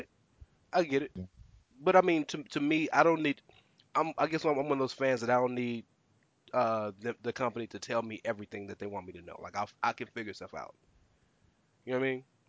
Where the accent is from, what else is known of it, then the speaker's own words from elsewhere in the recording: the South, United States; I am growing up in the South